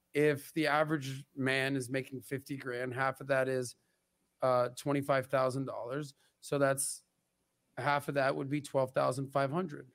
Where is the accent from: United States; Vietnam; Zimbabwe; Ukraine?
United States; Miami, Florida; growing up in Miami